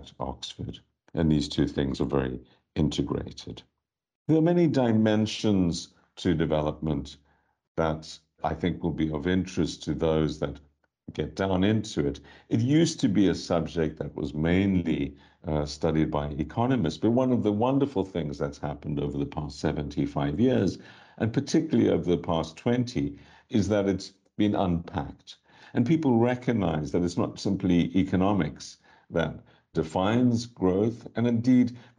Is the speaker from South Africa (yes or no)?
yes; South Africa; moved away; I was born in South Africa. I grew up there